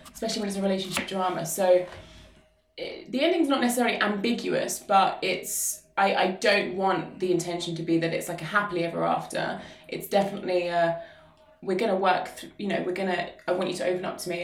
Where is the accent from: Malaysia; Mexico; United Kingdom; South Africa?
United Kingdom; Luton, East of England; Luton is my hometown. Um, I was born and raised here